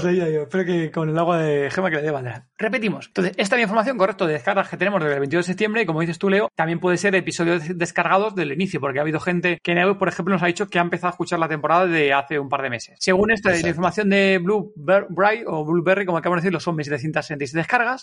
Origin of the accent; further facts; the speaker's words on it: Spain; somos españoles